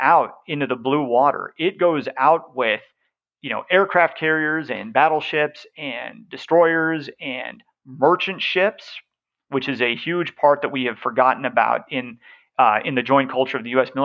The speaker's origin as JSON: {"language": "English", "region": "the West", "country": "United States", "said": "I'm from the West"}